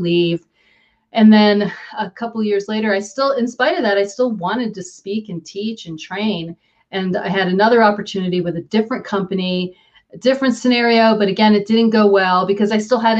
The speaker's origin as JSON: {"language": "English", "town": "Hopewell", "region": "New Jersey", "country": "United States", "tie": "born or raised there", "also_born_or_lived": "New York", "moved": "yes", "lives_now": "Denver, United States", "said": "I grew up in a small town in central New Jersey called Hopewell"}